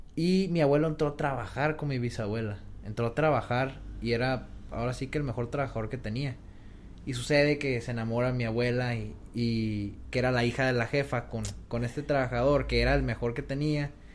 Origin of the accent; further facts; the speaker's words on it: Mexico; Como mexicanos